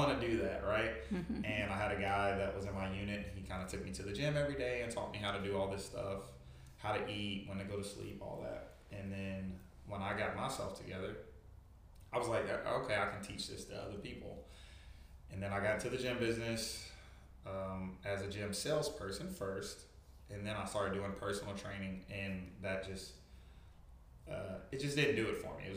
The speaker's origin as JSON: {"language": "English", "town": "Louisville", "region": "Kentucky", "country": "United States", "moved": "as an adult", "lives_now": "Crestview, United States", "said": "I'm from Louisville, Kentucky, originally. I moved to Crestview in January of 2020."}